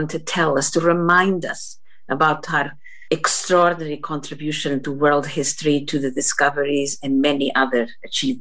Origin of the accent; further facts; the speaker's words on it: Portugal; moved away as an adult; also born or lived in Scotland; now in Dundee, United Kingdom; I come from Portugal